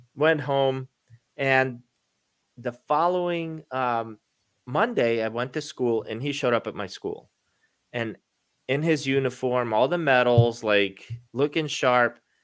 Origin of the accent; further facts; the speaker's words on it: Baltimore, Maryland, United States; moved away as an adult; now in Florida, United States; growing up in Baltimore, I'm a Baltimore Ravens fan